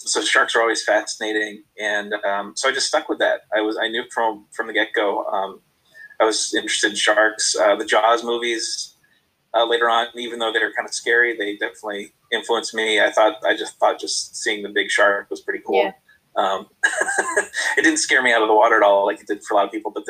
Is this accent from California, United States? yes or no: no; Massachusetts, United States; also born or lived in Long Island, New York / Florida; I grew up in Massachusetts